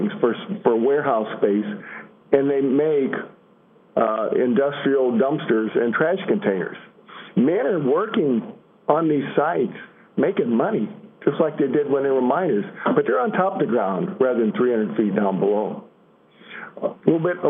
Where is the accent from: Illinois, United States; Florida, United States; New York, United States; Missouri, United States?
Illinois, United States; I'm from Illinois